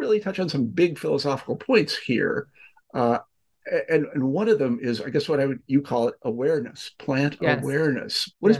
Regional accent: Kansas, United States; moved away; also born or lived in Fayetteville, Arkansas; I'm from Kansas originally.

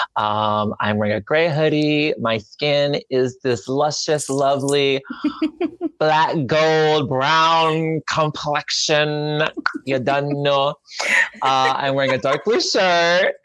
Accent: the South, United States; I grew up in the South

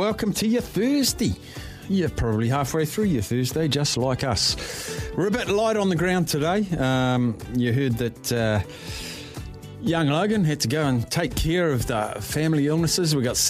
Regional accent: New Zealand; So just want to get what, now as a Kiwi, but I want the UK's take on that weekend's performances by those Northern Hemisphere teams.

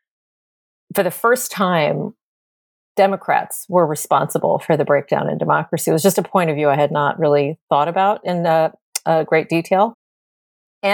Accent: Maryland, United States; where are you from? And I would say Maryland

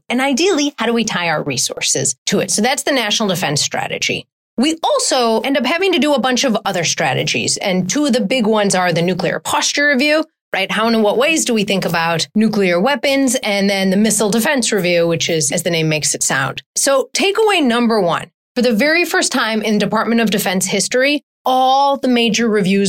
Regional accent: Wisconsin, United States; I grew up in Wisconsin

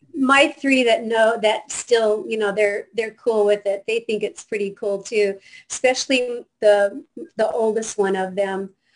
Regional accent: Seattle, Washington, United States; now in Fort Lauderdale, United States; I am actually from Seattle

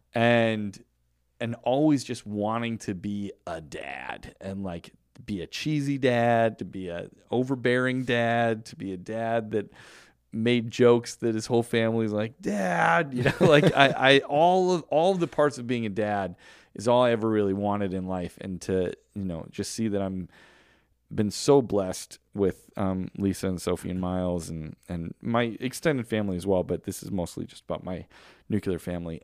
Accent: United States; I am glad that I was born in America because I could have been born in a million other places on this earth, but I was born in America

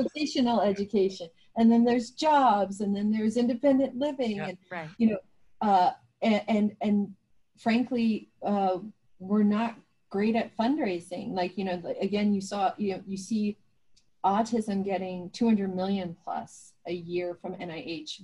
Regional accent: New Jersey, United States; where I grew up in New Jersey

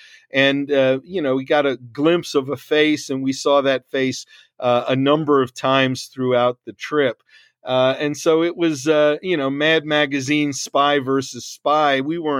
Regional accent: New York, United States; I love, you know, I'm a New Yorker by nature. I love the New York subway.

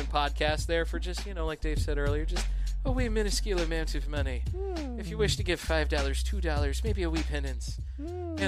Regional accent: Illinois, United States; now in Missouri, United States; I come from Illinois

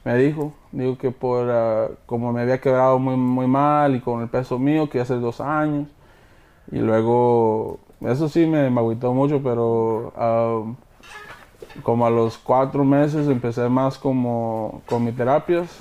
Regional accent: Houston, Texas, United States; also born or lived in Coahuila, Mexico; mi papá es de Monclova, mi mamá es de Monclova, mi papá es de Cuña, nosotros somos de Houston

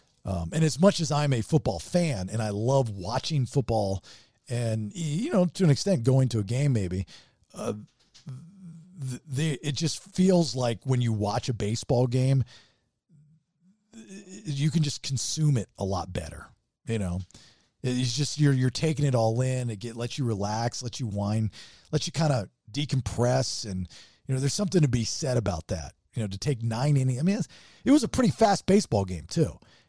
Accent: Baltimore, Maryland, United States; I know growing up in Baltimore, we go to Orioles games all the time.

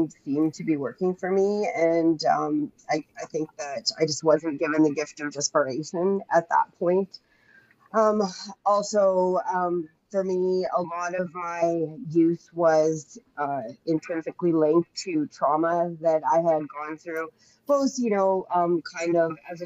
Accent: Saskatoon, Saskatchewan, Canada; I'm from Canada, Saskatoon, Saskatchewan

